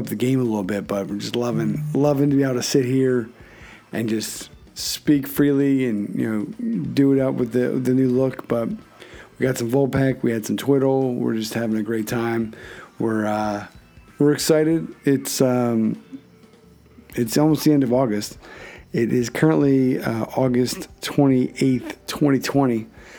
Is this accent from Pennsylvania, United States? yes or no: yes; Philadelphia, Pennsylvania, United States; not to be confused with my hometown of Philadelphia